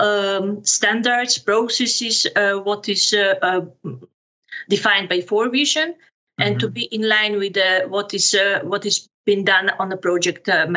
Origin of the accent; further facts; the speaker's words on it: Serbia; moved away as an adult; now in Amersfoort, Netherlands; born and raised in Serbia, graduated in economics, also in Serbia